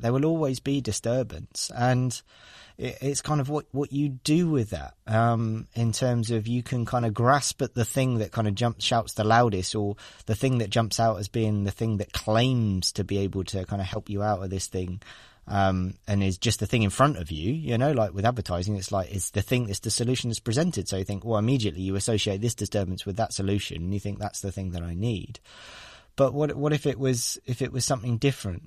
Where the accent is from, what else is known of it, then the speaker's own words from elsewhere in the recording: Devon, South West England, United Kingdom; moved away as an adult; now in London, United Kingdom; I grew up in Devon in the Southwest